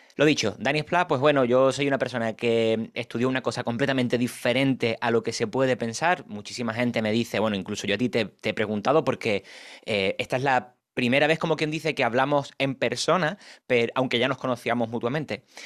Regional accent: Cádiz, Andalusia, Spain; now in Madrid, Spain; Yo soy de Cádiz, aunque vivo actualmente en Madrid.

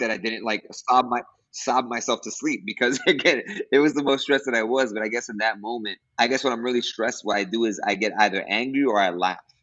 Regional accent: New York City, New York, United States; moved away as an adult; now in Costa Rica; I'm originally from New York City. I am born to Dominican parents from Dominican Republic

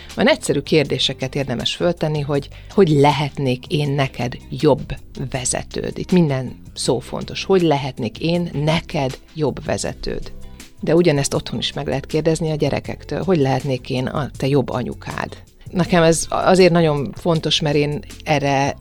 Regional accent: Szeged, Csongrád-Csanád, Hungary; Szegeden nőttem föl

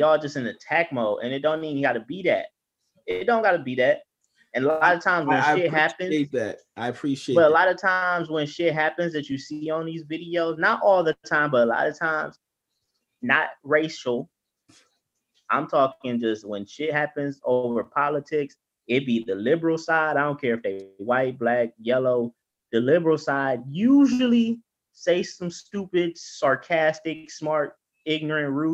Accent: Midwest, United States; I'm from the Midwest

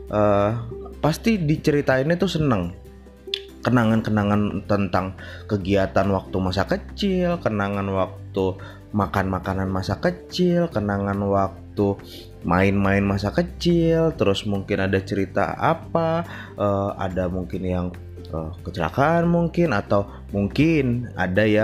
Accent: Jakarta, Indonesia; tapi masih masa kecil gue ada di Jakarta

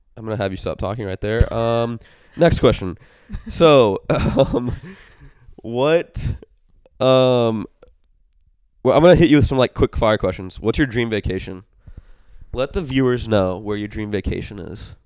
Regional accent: Indiana, United States; I'm from Indiana.

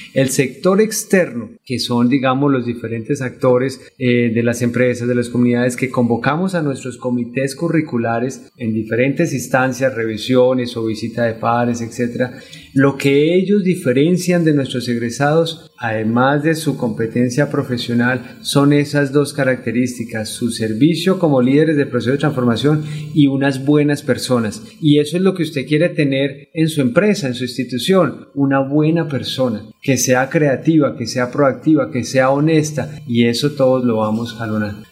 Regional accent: Bogotá, Colombia; moved away as an adult; also born or lived in Cúcuta, Norte de Santander, Colombia; yo vengo de, Bogotá en el año 2018, aunque nací en Cúcuta, pero todo el tiempo, digamos, que estuve, eh, digamos, en el centro del país

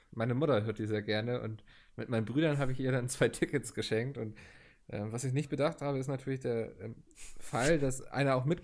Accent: Northern Germany, Germany; Und als Norddeutscher hast du ja auch so ein bisschen ähm, die Geburtspflicht, sag ich mal, wenn jemand ein Seemannslied anstimmt, äh, mitzuschunkeln.

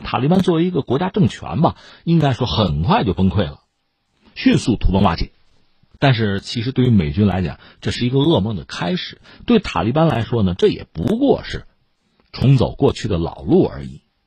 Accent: China; 我们作为中国人

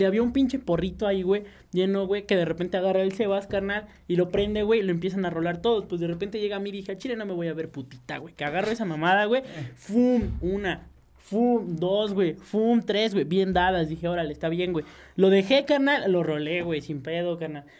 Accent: Mexico; yo soy mexicano

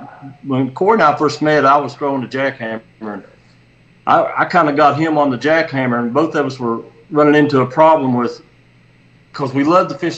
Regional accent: Wayne County, West Virginia, United States; now in Bluefield, United States; I'm from Bluefield, West Virginia, Wayne County originally in West Virginia

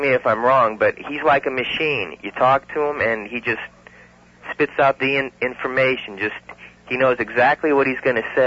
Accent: Los Angeles, California, United States; moved away; I'm from Los Angeles

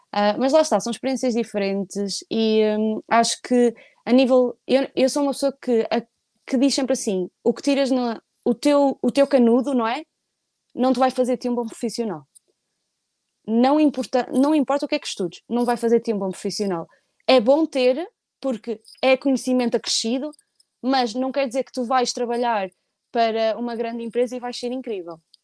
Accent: Portugal; moved away as an adult; eu sou de Portugal

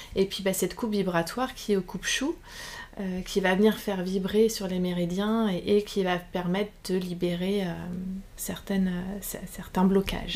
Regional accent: Saint-Berthevin, Pays de la Loire, France; j'ai grandi à Saint-Berthevin

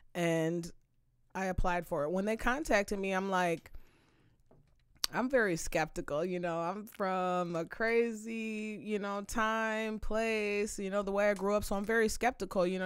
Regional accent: Saint Paul, Minnesota, United States; I'm from Minnesota, I'm from Saint Paul, from the east side

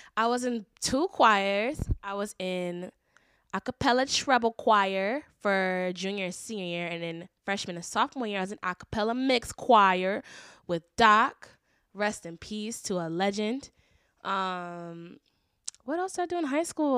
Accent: Shaker Heights, Ohio, United States; also born or lived in Orange County, California; I grew up in Shaker Heights

